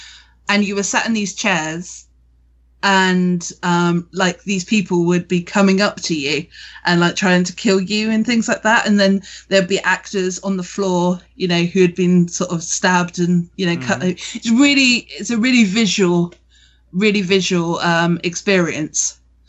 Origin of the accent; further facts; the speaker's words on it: Weymouth, South West England, United Kingdom; Now, I'm from Weymouth, so Weymouth is where the Black Plague actually started.